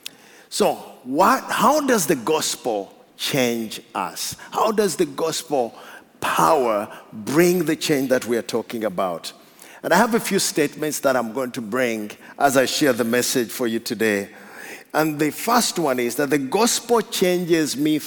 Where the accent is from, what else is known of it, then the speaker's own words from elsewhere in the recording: Uganda; I come from Africa